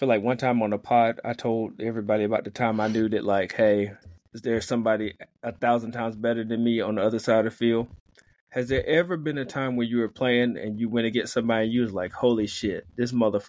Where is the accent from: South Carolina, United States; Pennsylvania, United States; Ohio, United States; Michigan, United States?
South Carolina, United States; now in Columbus, United States; I'm from South Carolina, and I moved here to South Georgia, to Columbus